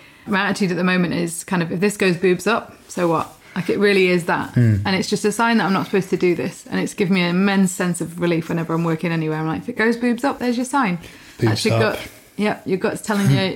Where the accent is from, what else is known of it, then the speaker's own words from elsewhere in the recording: Peak District, East Midlands, United Kingdom; now in Kent, United Kingdom; when I was growing up in the Peak District